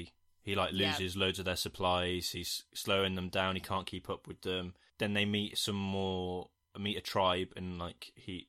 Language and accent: English; United Kingdom; I hate being British.